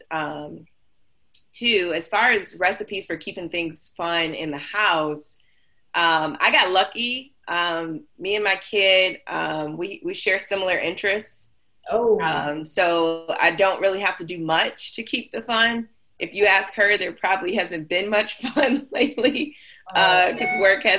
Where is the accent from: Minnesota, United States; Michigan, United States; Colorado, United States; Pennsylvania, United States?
Michigan, United States; Detroit; moved away as an adult; now in Atlanta, United States; I'm originally from Detroit. Moved from Detroit almost 6 years ago to finish school